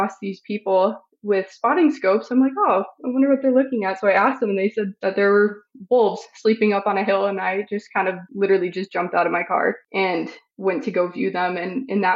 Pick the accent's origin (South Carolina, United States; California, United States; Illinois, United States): Illinois, United States; northern; moved away; I grew up in northern Illinois